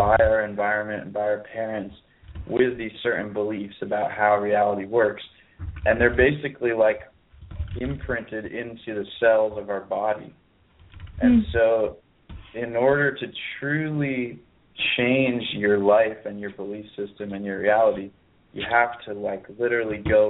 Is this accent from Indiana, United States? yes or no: no; Pittsburgh, Pennsylvania, United States; now in Ojai, United States; my hometown is on the East Coast, which me and my friends call Peaceburg, which is the parallel reality of Pittsburgh